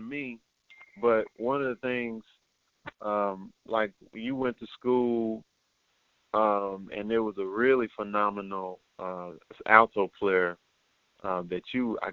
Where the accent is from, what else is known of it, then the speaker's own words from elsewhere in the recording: Fort Worth, Texas, United States; we're both from Fort Worth